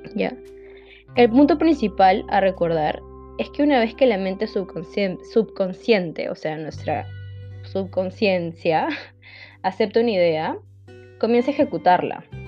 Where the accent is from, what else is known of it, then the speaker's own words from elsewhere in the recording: Lima, Peru; soy de Lima, Perú, es la capital de Perú, Lima, al costado de la costa